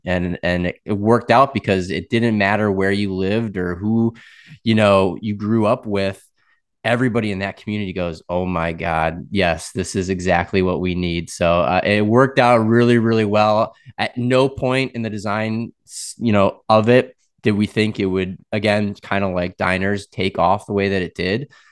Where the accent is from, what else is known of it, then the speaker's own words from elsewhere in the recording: Wisconsin, United States; moved away as an adult; also born or lived in Boston / Raleigh; now in Tampa, United States; born in Boston, grew up in Wisconsin